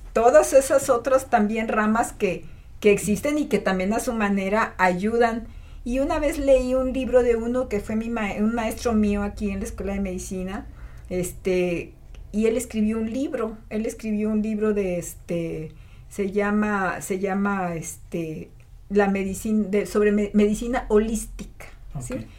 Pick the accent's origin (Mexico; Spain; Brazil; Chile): Mexico; Matehuala, San Luis Potosí; also born or lived in Monterrey, Nuevo León; ya a los cuatro años, que yo tenga cuatro años, mis papás se vienen a Matehuala y no, pues para mí fue maravillosa mi infancia en Matehuala